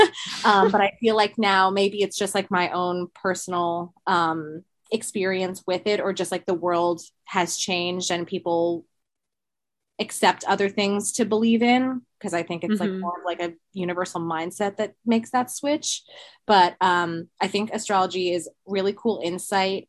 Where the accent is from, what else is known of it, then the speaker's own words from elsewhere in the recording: Westchester, New York, United States; also born or lived in Queens, New York; I'm from Westchester, New York. I'm currently living in Queens, Astoria, also in New York